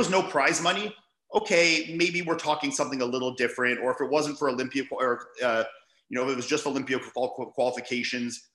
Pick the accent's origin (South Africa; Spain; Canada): Canada; being a Canadian